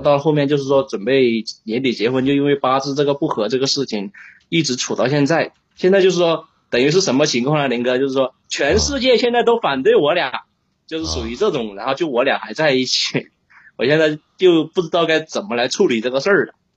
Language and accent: Chinese; Sichuan, China; now in Guangzhou, China; 我是四川的嘛，然后我现在在人在广，人在广州